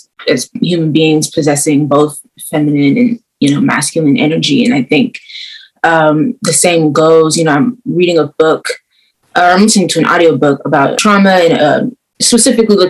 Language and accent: English; Oakland, California, United States; I'm 25. I was born in Oakland